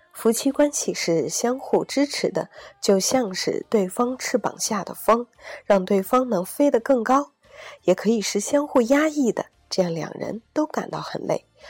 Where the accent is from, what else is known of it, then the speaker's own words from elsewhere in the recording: China; 对于我们中国人来说，我们从小长大可能把更多的时间和精力用在了如何考出一个更高的成绩